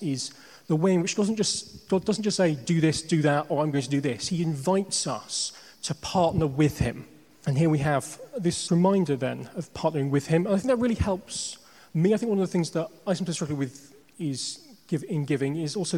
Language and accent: English; Northamptonshire, East Midlands, United Kingdom; moved away as an adult; now in London, United Kingdom; I grew up in Northamptonshire in the Midlands.